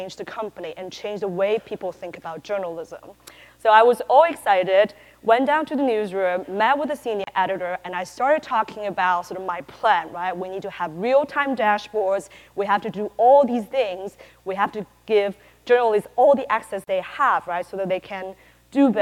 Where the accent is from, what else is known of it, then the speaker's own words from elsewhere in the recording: Taiwan; moved away as an adult; also born or lived in California; I'm originally from Taiwan